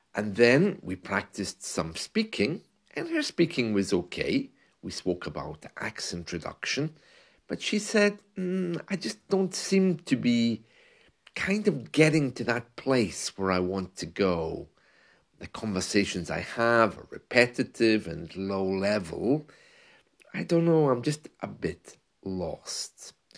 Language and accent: English; United Kingdom; As a British man who has lived and worked in the U K